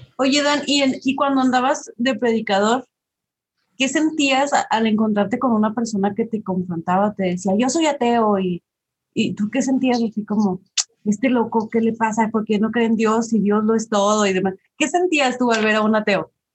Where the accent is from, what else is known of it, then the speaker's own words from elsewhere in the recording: Chihuahua, Mexico; Yo soy de Chihuahua